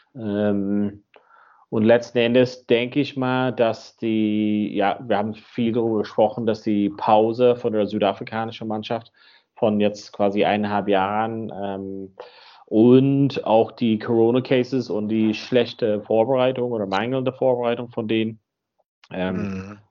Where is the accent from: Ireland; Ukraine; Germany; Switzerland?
Ireland; Donegal, Ulster; moved away; In Donegal, da wo ich herkomme, am Nordwesten